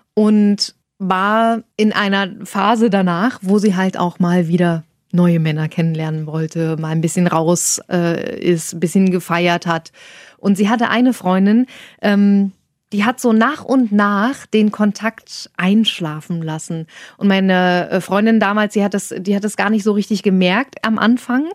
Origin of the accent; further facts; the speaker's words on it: Saxony-Anhalt, Germany; moved away as an adult; now in Hanover, Germany; Ich komme aus Sachsen-Anhalt.